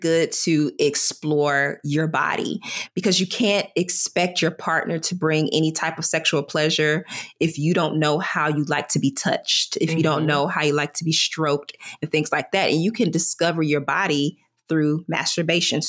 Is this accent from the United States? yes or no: yes; the South, United States; I grew up in the South